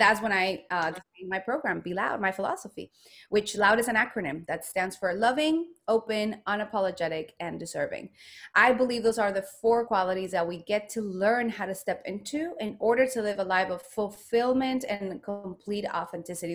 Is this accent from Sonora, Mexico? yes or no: no; Guadalajara, Jalisco, Mexico; moved away; I am from Mexico. I was born in Guadalajara, Mexico, the land of tequila and mariachi